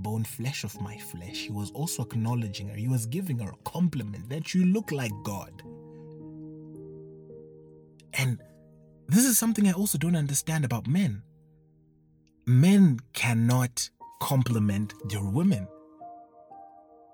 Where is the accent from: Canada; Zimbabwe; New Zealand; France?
Zimbabwe; I come from Zimbabwe